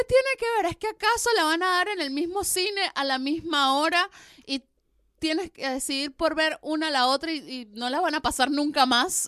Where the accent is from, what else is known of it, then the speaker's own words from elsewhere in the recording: Venezuela; now in Argentina; soy venezolana